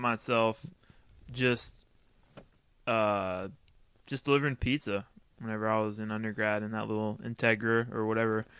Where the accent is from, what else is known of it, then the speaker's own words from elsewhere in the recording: Texas, United States; I grew up racing motocross in Texas